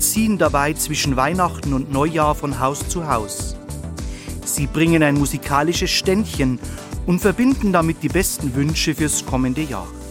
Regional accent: Bavaria, Germany; bei uns in Bayern

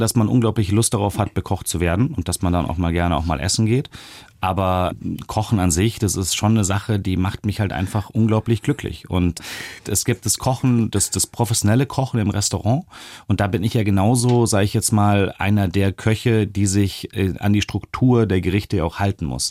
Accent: Germany; als Deutsche

